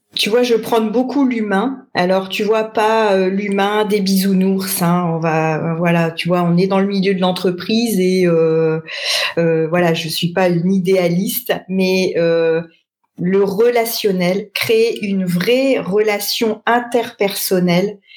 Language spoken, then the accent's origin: French; Lille, Hauts-de-France, France; also born or lived in Paris region; je suis une euh, ch'ti, puisque je suis née euh, à Lille il y a de nombreuses années